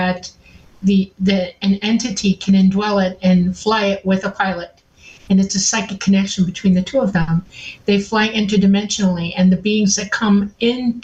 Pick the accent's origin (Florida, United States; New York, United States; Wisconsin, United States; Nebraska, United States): Florida, United States; Miami; I grew up mostly in Miami